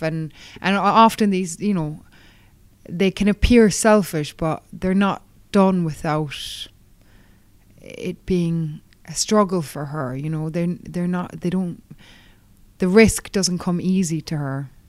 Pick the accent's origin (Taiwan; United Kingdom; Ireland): Ireland; Kerry, Munster; my hometown in Kerry